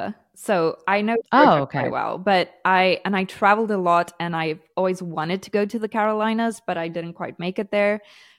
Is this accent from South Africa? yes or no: yes; South Africa; now in Portugal; We moved to Portugal from South Africa, and I love South Africa. I love my South African culture, but unfortunately it's not the safest place to be.